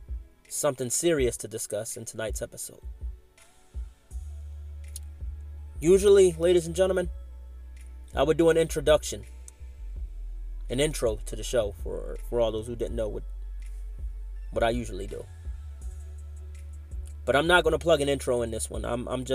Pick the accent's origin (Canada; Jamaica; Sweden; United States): United States; Philadelphia, Pennsylvania; but I love Philadelphia. Like I said, that's my birthplace, my hometown. I'm a Philadelphia Flyers, Eagles, and 76ers fan. Hunting Park, born and raised.